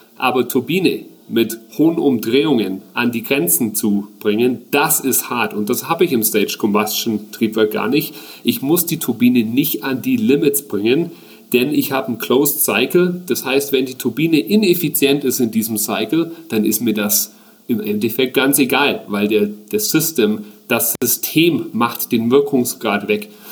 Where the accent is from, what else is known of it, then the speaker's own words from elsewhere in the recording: Augsburg, Bavaria, Germany; moved away as an adult; also born or lived in United States / Australia / New Zealand; now in Augsburg, Germany; tatsächlich bin ich hier in Augsburg geboren. Ich bin aber in frühen Jahren ins Ausland, war dann ganze zehn Jahre weg